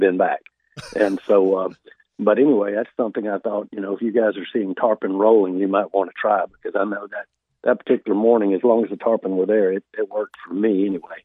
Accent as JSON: {"language": "English", "region": "South Alabama", "country": "United States", "tie": "born or raised there", "said": "I grew up hunting in South Alabama"}